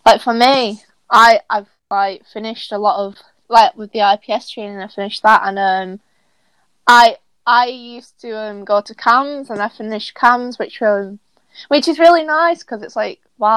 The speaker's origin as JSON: {"language": "English", "town": "Bolton", "region": "North West England", "country": "United Kingdom", "accent": "Bolton", "said": "I'm also 17 and I'm from Bolton."}